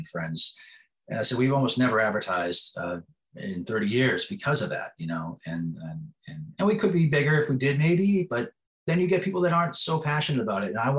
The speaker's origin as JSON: {"language": "English", "region": "East Coast", "country": "United States", "tie": "born or raised there", "moved": "as an adult", "lives_now": "West Coast, United States", "said": "When I grew up on the East Coast and I came out to the West Coast all those years ago"}